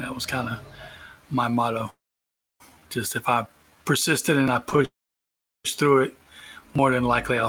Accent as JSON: {"language": "English", "town": "Savannah", "region": "Georgia", "country": "United States", "said": "I am an operations manager from Savannah, Georgia."}